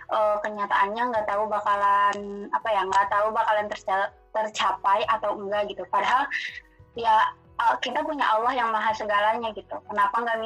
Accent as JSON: {"language": "Indonesian", "town": "Majalengka", "region": "West Java", "country": "Indonesia", "said": "terus asal dari Majalengka"}